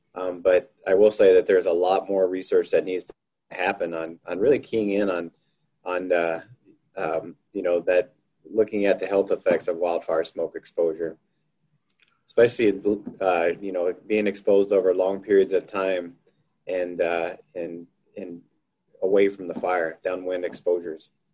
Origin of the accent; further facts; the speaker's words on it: Houston, Texas, United States; moved away as an adult; now in Missoula, United States; I'm originally from Houston, Texas, and uh, I moved up to, Missoula, Montana in, uh, in May of 1997 to go to graduate school